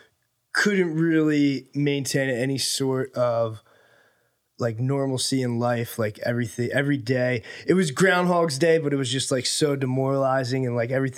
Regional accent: New Jersey, United States; moved away as an adult; now in Los Angeles, United States; You mentioned I'm from New Jersey.

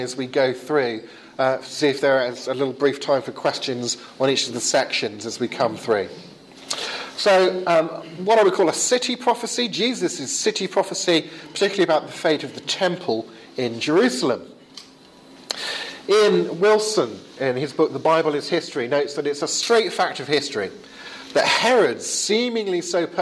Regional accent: England, United Kingdom; as we English say

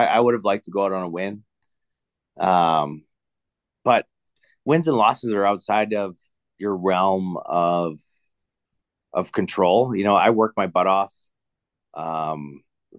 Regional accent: Canada; I'm Canadian

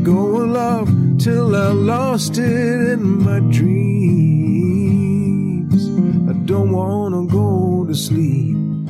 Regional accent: New Jersey, United States; I'm from New Jersey. I don't expect too much.

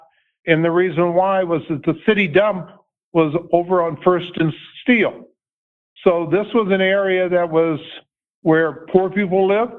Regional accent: Denver, Colorado, United States; I was born in 1945 in Denver, Colorado General Hospital. At that time, it was located on 8th and Colorado Boulevard.

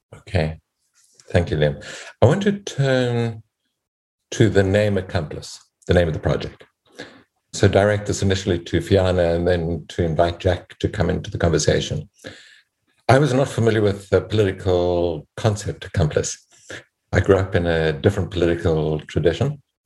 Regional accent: South Africa; as a South African and as a mediator

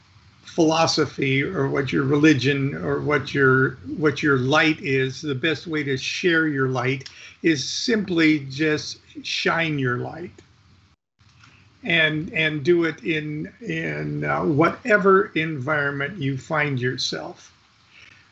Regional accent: Midwest, United States; moved away; also born or lived in Orange County; I come from the Midwest

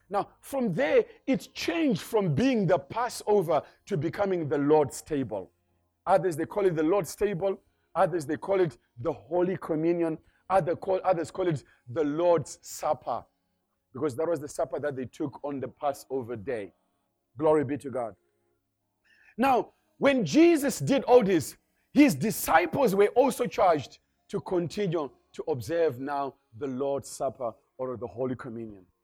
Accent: Zimbabwe; moved away; I come from Zimbabwe. That's where I originally come from.

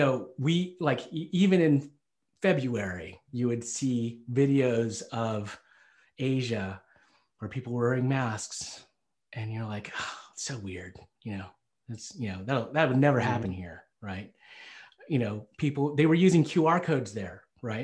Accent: Selina, Tennessee, United States; I grew up in Tennessee. I was born and raised in Salina, Tennessee

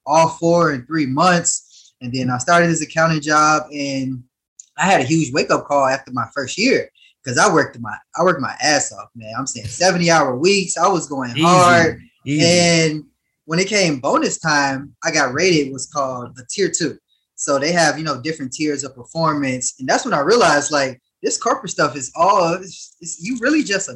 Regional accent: Harvey, Illinois, United States; I was born in Harvey, Illinois, a small suburb outside of, in the south side of Chicago

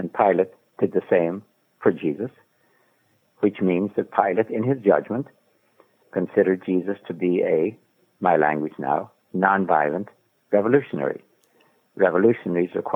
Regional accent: Ireland; I'm Irish

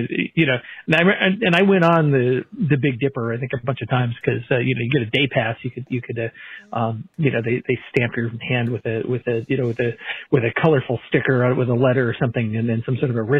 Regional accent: Santa Cruz, California, United States; I grew up in Santa Cruz, California

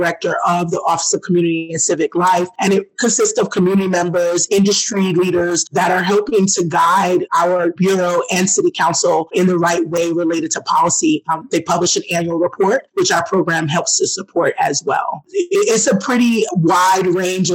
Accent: Brooklyn, New York, United States; moved away; also born or lived in Portland; I'm originally from Brooklyn, New York

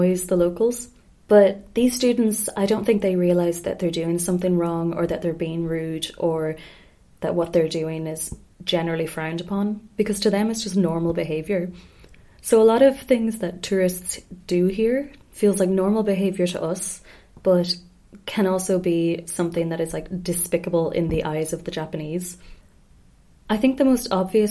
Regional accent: Ireland; moved away; also born or lived in Spain; being Irish

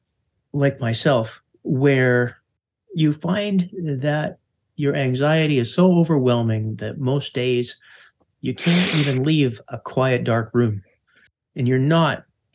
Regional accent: Canada; as a Canadian

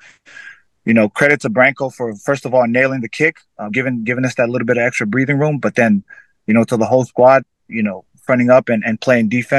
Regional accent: Fiji; now in United States; someone that has come from growing up in Fiji, where rugby was always a part of my life

